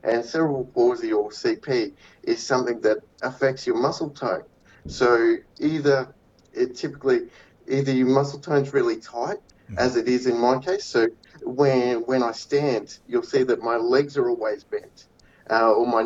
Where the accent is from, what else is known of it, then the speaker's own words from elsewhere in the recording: Cairns, Queensland, Australia; now in Cloncurry, Australia; I was born up in Cairns